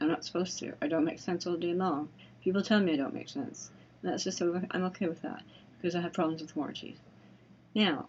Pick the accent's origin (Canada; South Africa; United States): Canada; I'm Canadian